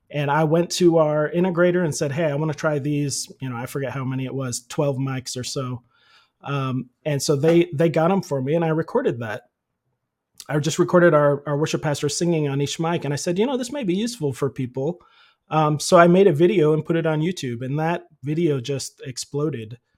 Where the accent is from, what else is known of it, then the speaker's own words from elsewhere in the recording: Philippines; I grew up in the Philippines. My parents were missionaries there, and I started doing sound in their church like in seventh grade.